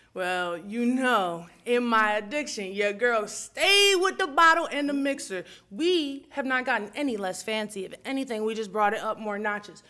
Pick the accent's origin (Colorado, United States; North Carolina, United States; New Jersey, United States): New Jersey, United States; I'm from Jersey